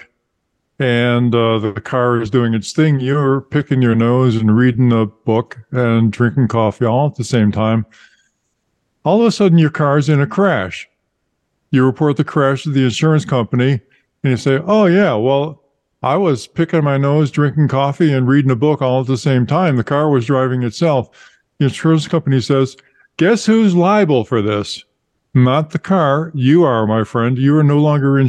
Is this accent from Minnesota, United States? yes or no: no; Massachusetts, United States; from my home state